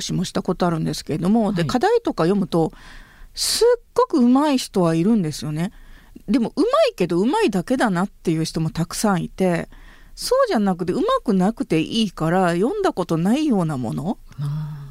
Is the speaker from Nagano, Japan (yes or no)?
no; northern Hyogo Prefecture, Japan; 私は出身兵庫県の北部です